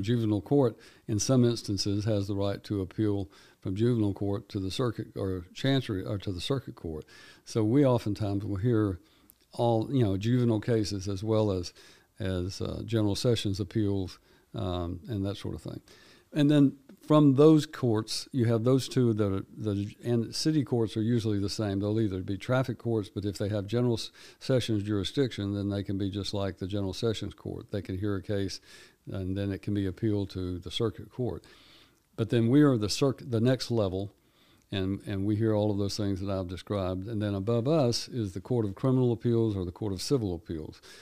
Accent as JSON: {"language": "English", "town": "Erin", "region": "Tennessee", "country": "United States", "tie": "born or raised there", "said": "I grew up in Houston County, over in Erin"}